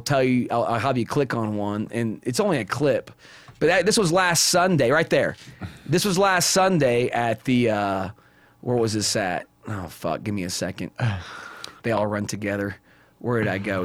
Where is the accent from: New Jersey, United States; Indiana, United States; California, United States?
Indiana, United States; moved away as an adult; now in Las Vegas, United States; I come from Indiana.